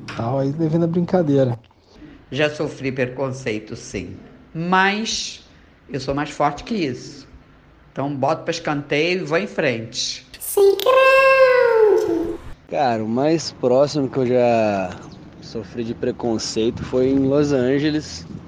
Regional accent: Brazil; moved away; eu sou brasileiro.

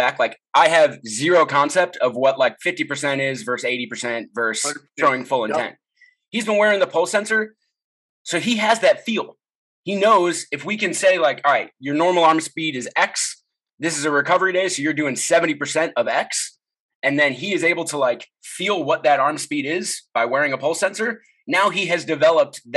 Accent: Chicago, Illinois, United States; now in Seattle, United States; I grew up in Chicago

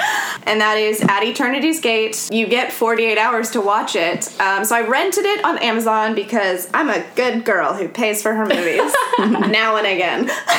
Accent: California, United States; I'm American, so I'm going to say Van Gogh and not Van Gogh. sorry, not sorry. I'm from California.

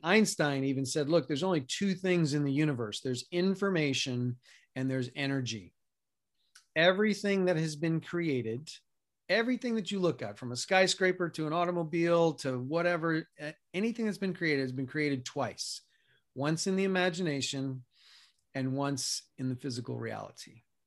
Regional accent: New York City, New York, United States; moved away as an adult; also born or lived in Colorado; now in Arizona, United States; I grew up in New York City, spent the first eighteen years of my life there

